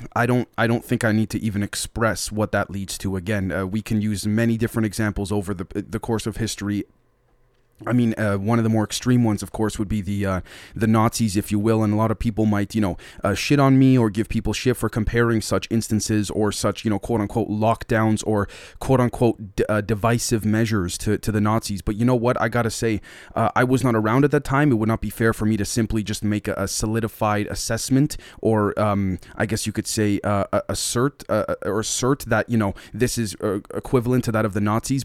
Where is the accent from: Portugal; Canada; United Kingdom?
Canada